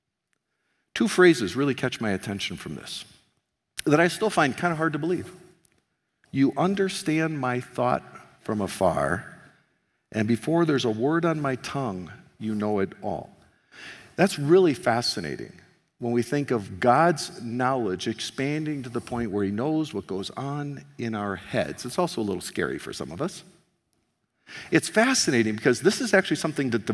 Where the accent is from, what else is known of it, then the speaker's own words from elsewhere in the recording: United States; now in Canada; I'm an American here in Canada